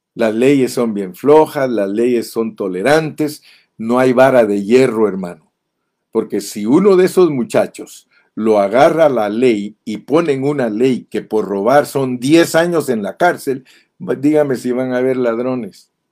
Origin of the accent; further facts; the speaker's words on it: Guatemala; moved away as an adult; also born or lived in Ontario, California, United States; now in United States; yo viví en Guatemala 25 años, desde que nací hasta que cumplí 25 años